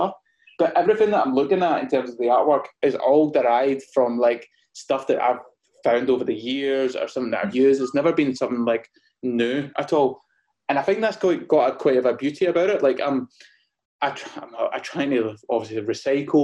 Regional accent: Gourock, Scotland, United Kingdom; moved away as an adult; also born or lived in London; so I'm based in a place called Gourock in Scotland. So it's about 45 minutes away from Glasgow. It's a little beautiful coastal town, and I kind of grew up around here

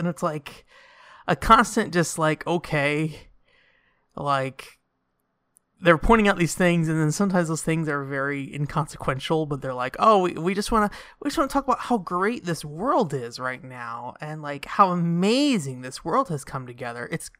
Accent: United States; I'm from America.

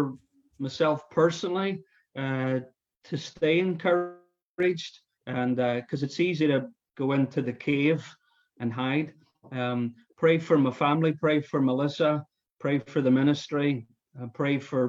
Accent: Ireland; now in United States

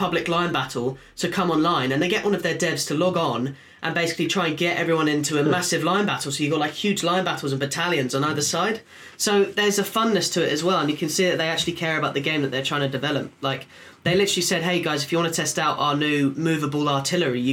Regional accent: United Kingdom; accent: British; it's Great Britain, I just use my accent

